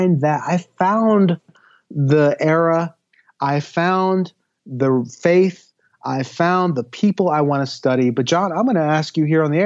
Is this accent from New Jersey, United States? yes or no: yes; Pleasantville, New Jersey, United States; moved away; I grew up in South Jersey